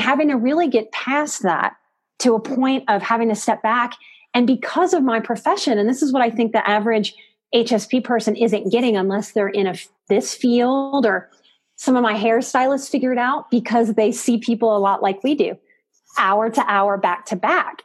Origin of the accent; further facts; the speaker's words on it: New Orleans, Louisiana, United States; I'm from New Orleans.